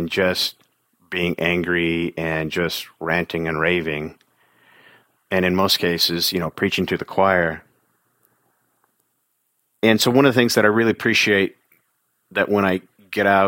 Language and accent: English; California, United States; I come from California.